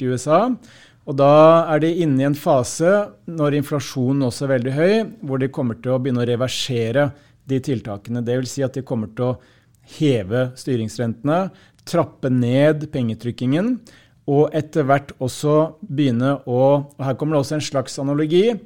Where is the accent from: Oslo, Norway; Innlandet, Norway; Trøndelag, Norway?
Innlandet, Norway; Hamar; på lokalt språk der jeg kommer fra